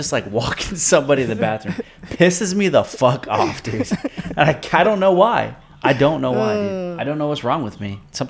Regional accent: South Florida, United States; I work at this hospital now in South Florida. That, now, we were raised here. Like, Francisco and I came from South Florida.

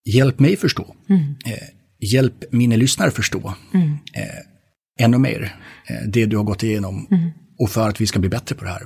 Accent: Gotland, Sweden; jag är född på Gotland. Det vill säga att jag är svensk man.

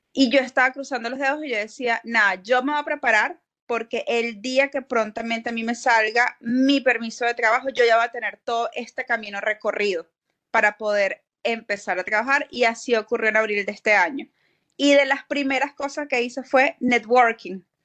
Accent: Venezuela; moved away as an adult; now in Florida, United States; yo soy odontólogo venezolana, yo emigré a Estados Unidos en el 2016

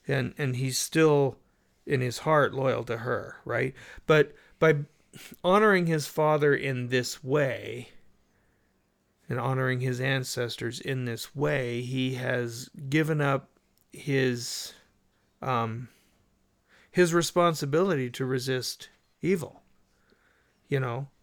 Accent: United States; I'm an American.

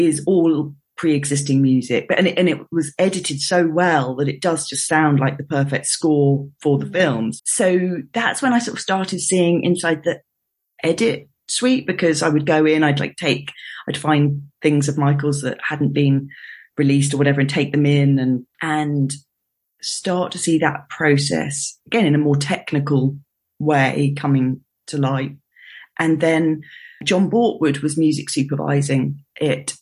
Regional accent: London, United Kingdom; I was born in London, grew up in London, stayed in London for for university

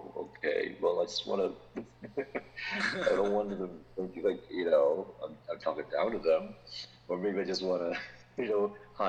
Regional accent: United States; I swear I was raised in America, I swear.

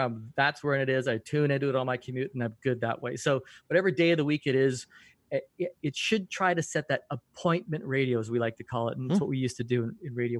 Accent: Canada; as a Canadian, I curl a lot.

